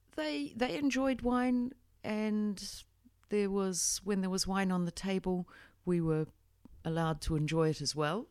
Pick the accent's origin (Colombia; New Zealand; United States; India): New Zealand; I grew up in New Zealand, um, went to university in Otago